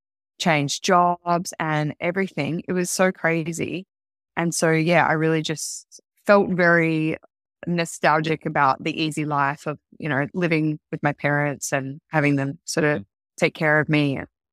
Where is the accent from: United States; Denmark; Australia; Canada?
Australia; Kalamunda, Western Australia; I had a really wonderful mom, a really wonderful family, and I had a beautiful childhood growing up in Kalamunda. So Kalamunda represents.